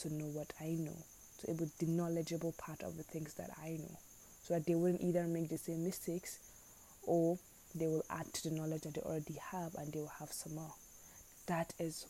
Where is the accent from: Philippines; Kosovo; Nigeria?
Nigeria; as a Nigerian